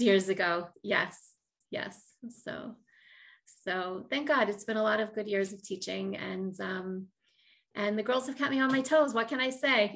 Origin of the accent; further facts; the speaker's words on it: Baltimore, Maryland, United States; moved away as an adult; now in Far Rockaway, United States; I'm from originally from Baltimore, Maryland